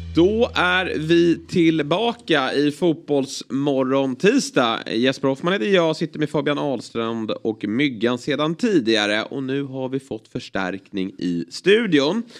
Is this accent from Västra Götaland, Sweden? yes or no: no; Lidingö, Stockholm County, Sweden; Jag är uppvuxen ute på Lidingö